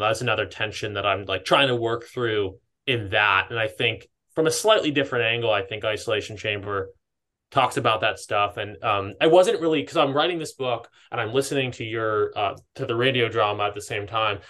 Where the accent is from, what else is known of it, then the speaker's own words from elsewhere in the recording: East Coast, United States; moved away as an adult; also born or lived in Southern California; now in Los Angeles, United States; I grew up on the East Coast